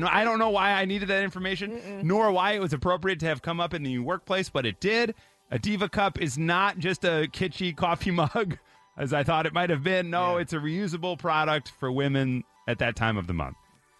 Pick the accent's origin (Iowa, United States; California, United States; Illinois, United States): Illinois, United States; Mount Prospect; Mount Prospect, my hometown.